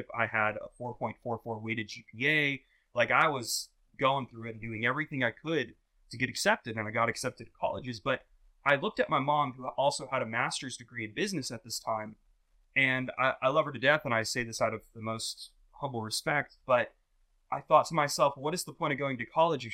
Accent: Jacksonville, Florida, United States; born or raised there

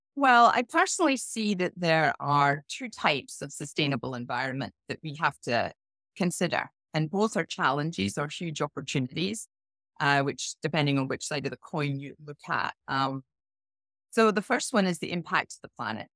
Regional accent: Scotland, United Kingdom; moved away; I started off my career in a small village in Scotland

